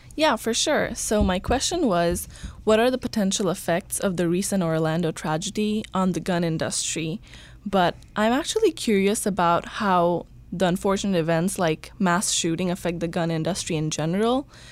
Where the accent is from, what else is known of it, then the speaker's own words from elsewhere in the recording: Bangladesh; now in Kentucky, United States; I'm originally from Bangladesh, but I go to school in Berea College in Kentucky